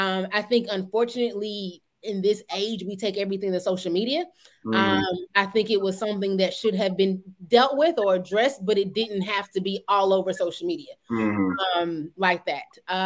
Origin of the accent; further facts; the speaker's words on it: Georgia, United States; Hey, I grew up in Georgia.